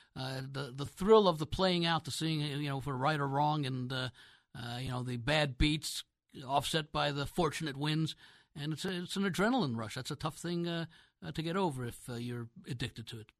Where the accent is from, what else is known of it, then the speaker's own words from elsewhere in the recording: New York area, United States; I grew up in the New York area